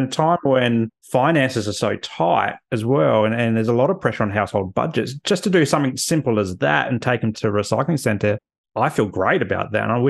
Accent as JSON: {"language": "English", "region": "South Australia", "country": "Australia", "tie": "born or raised there", "said": "I grew up in South Australia"}